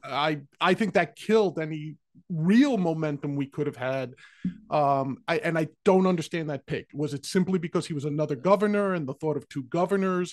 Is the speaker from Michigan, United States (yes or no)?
no; New York, United States; I was born and raised in New York